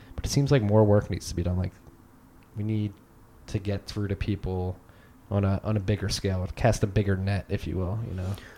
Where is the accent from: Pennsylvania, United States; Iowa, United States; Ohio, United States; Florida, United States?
Pennsylvania, United States; Philadelphia; also born or lived in Chicago; growing up in Philly, probably one of the most liberal cities in the world